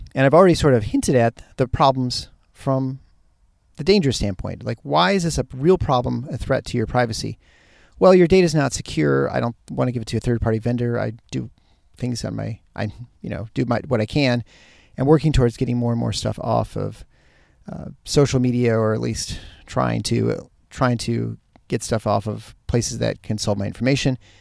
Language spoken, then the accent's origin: English; Michigan, United States; moved away; the upper Midwest and the Michigan area, hit my hometown, my home state